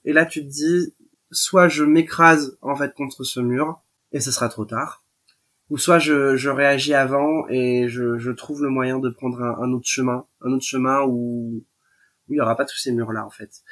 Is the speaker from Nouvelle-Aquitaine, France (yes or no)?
yes; Royan, Nouvelle-Aquitaine, France; mon lycée de, de, Royan. Hein, je suis originaire de Royan.